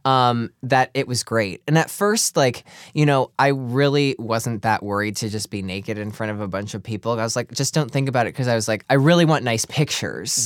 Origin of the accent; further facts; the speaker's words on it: Clarks Summit, Pennsylvania, United States; Clark Summit, Pennsylvania